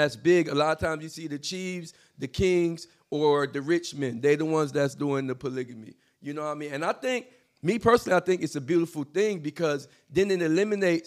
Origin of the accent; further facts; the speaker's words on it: Florida, United States; I was born and raised in Florida